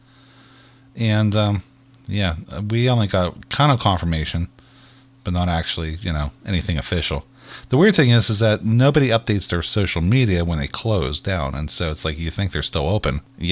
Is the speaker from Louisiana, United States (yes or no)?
no; Pittsburgh, Pennsylvania, United States; we're from Pittsburgh